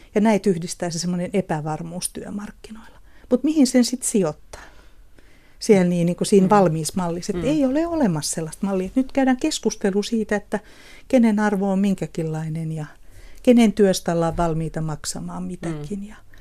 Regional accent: Kotka, Kymenlaakso, Finland; mä oon kotoisin tuolta Kotkan Karhulasta

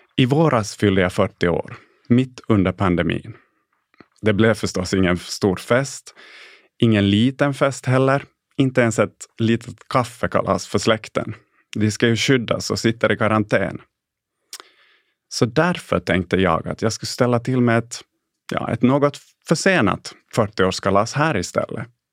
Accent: Jakobstad, Ostrobothnia, Finland; first language Swedish; moved away as an adult; also born or lived in Stockholm; i lilla Jakobstad där jag föddes och växte upp i en enspråkigt svensk familj.

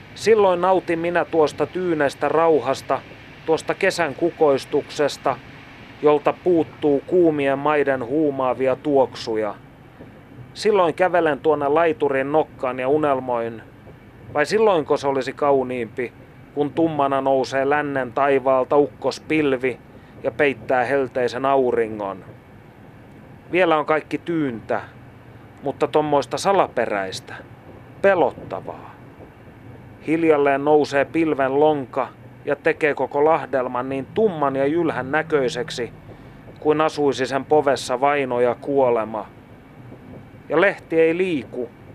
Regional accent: Kokkola, Central Ostrobothnia, Finland; olen syntynyt Kokkolassa

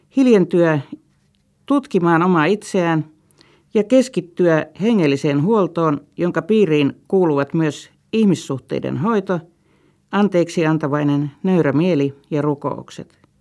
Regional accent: Vyborg, Leningrad Oblast, Russia; moved away; Entisen kotikaupunkini Viipurin

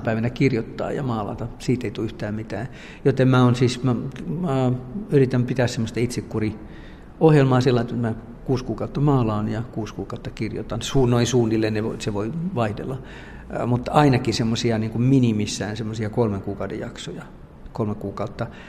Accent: Finland; now in France

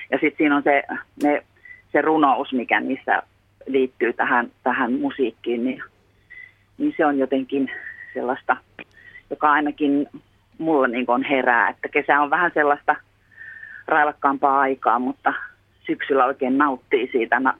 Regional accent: Finland; born there; Me kiitän joka ilta luojani, että mä oon syntynyt Suomessa

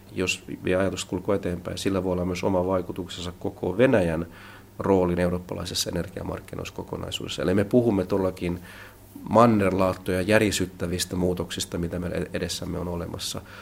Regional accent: Finland; moved away as an adult; also born or lived in Hungary; now in Warsaw, Poland

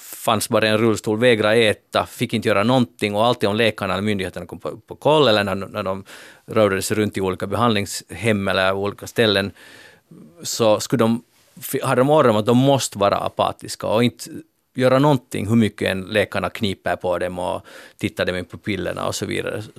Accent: Finland; vi är finlandssvenskar

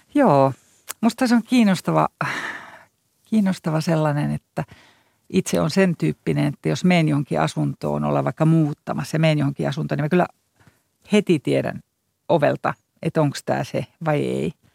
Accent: Iisalmi, North Savo, Finland; also born or lived in Jyväskylä / Berlin; now in Helsinki, Finland; no kun mä oon sieltä Iisalmesta kotoisin, niin sehän on Juhani Ahon kaupunki

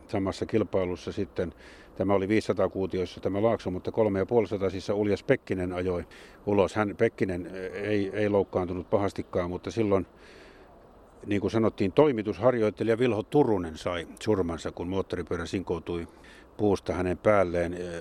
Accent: Jyväskylä, Central Finland, Finland; born or raised there

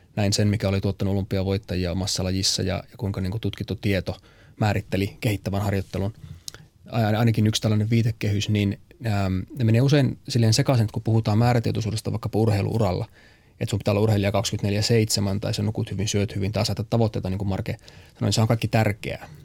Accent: Pieksämäki, South Savo, Finland; moved away; also born or lived in United States; mä oon siis Pieksämäeltä lähtöisin

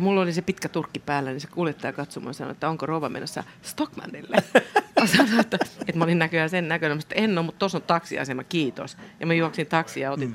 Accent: Helsinki, Uusimaa, Finland; born or raised there

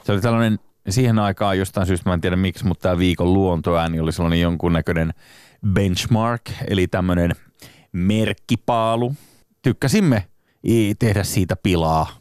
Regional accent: Turku, Southwest Finland, Finland; mä oon syntynyt Turussa.

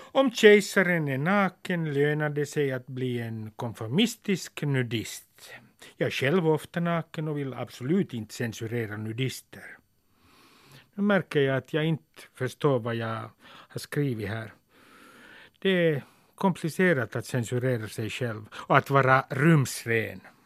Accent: Helsinki, Uusimaa, Finland; När jag var 16 läste jag första delen av Henrik Tikkanens gatutrilogi i mitt källarrum i Nummis.

